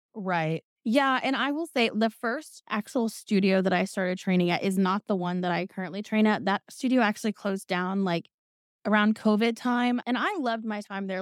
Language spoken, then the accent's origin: English; Indiana, United States; I'm from Indiana, the land of the corn